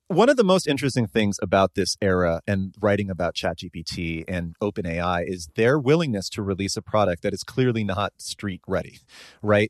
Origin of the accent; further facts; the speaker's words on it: Bay Area, California, United States; someone growing up in the Bay Area